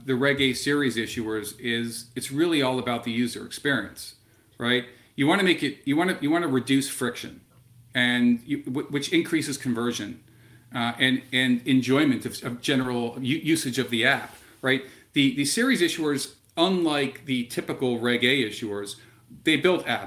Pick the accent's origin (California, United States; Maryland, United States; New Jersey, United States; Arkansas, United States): Maryland, United States; Silver Spring; I grew up in Silver Spring, Maryland